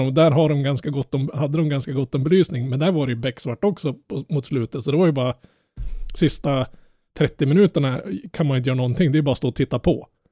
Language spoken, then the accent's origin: Swedish; Norrland, Sweden; jag är norrlänning